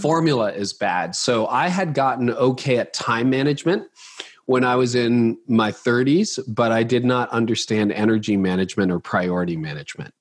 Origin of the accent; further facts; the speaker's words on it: Canada; I'm Canadian